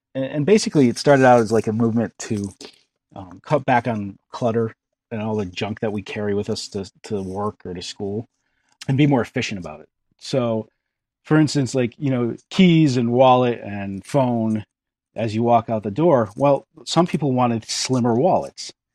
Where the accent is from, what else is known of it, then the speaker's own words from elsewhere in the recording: Western Connecticut, United States; moved away as an adult; also born or lived in New Jersey; now in Maine, United States; I'm not actually originally from New Jersey. I'm from Connecticut, Western Connecticut.